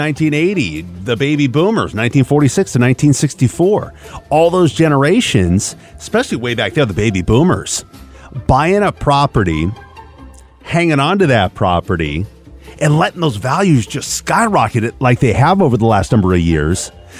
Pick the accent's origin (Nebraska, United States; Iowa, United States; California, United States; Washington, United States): Washington, United States; Kent; growing up in Seattle, Washington. I grew up in a town called Kent, Washington, which is right next to Covington, Washington